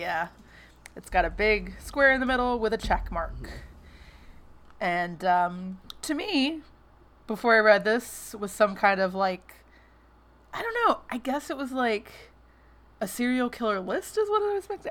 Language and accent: English; West Memphis, Arkansas, United States; my hometown, which is West Memphis